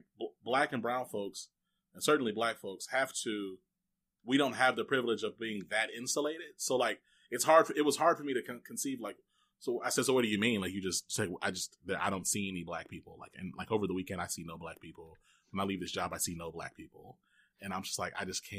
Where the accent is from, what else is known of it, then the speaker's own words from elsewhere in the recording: Texas, United States; also born or lived in Rome, Georgia / Minnesota; I was born in Rome, Georgia, and I spent most of my life in Texas. But I lived in Minnesota for a little while coming up